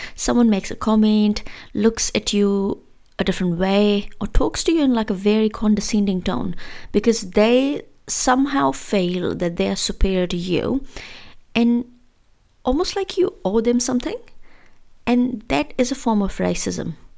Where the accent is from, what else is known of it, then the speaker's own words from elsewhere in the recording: India; moved away as an adult; growing up in India